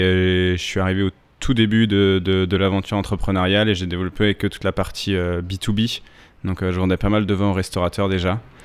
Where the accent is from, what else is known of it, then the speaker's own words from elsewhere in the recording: Alsace, Grand Est, France; also born or lived in Bordeaux; now in Paris, France; je suis originaire, euh, d'Alsace, euh, où j'ai fait une, une petite partie de ma scolarité